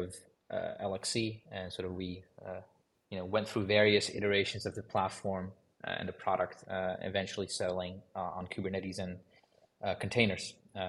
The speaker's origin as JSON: {"language": "English", "town": "Amsterdam", "region": "North Holland", "country": "Netherlands", "said": "My background is in computer science. So originally I'm from Amsterdam."}